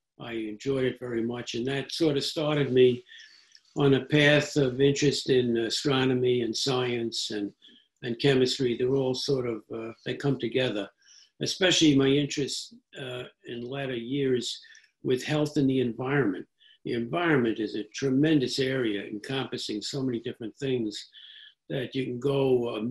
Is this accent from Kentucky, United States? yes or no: no; New York City, New York, United States; I grew up in New York City